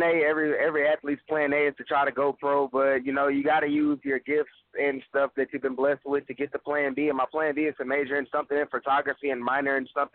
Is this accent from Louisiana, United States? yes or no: yes; Lake Charles, Louisiana, United States; I've been born and raised in Lake Charles